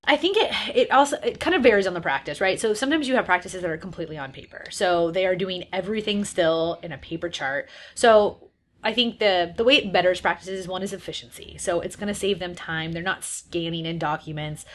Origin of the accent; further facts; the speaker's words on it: San Diego, California, United States; moved away as an adult; also born or lived in San Francisco; I'm from San Diego